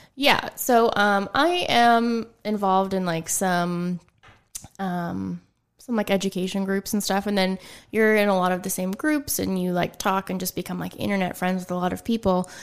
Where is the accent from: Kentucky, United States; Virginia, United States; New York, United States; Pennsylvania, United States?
Pennsylvania, United States; Ligonier; moved away as an adult; also born or lived in New Kensington, Pennsylvania / Pittsburgh; now in Greensburg, United States; I was born in New Kensington, um, and then, you know, mm, how old was I when I moved to Ligonier? Um, I don't know, I was in, like, second grade.